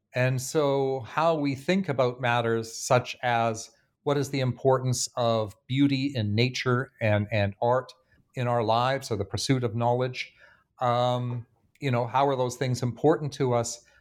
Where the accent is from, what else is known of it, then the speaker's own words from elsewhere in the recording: Canada; now in Bloomington, United States; my home country of Canada